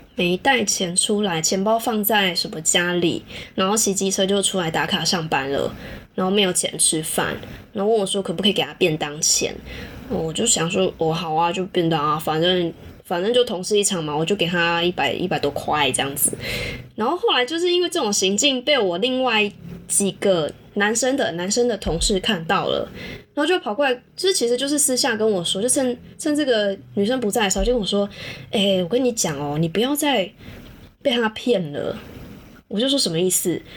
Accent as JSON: {"language": "Chinese", "country": "Taiwan", "said": "我们台湾人才慢慢认识跨性别的这一个人群啊"}